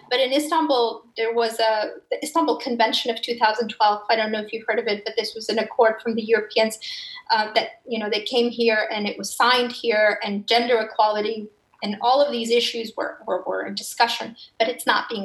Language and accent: English; Afghanistan; now in Turkey; Afghanistan is on a very, in a really much more urgent and dire situation, which is my home country